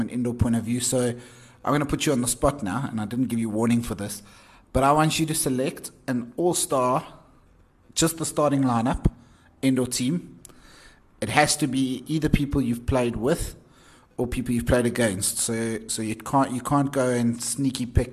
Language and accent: English; Johannesburg, Gauteng, South Africa; Joburg, the city of gold, my hometown